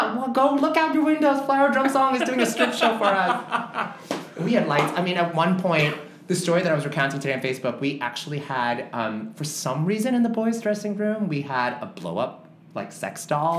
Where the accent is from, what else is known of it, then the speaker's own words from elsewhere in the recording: New York City, New York, United States; I grew up in New York.